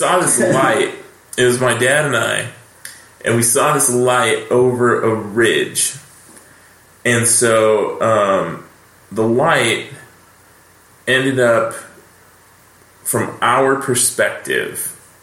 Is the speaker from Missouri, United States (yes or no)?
no; Rancho Cucamonga, California, United States; I grew up here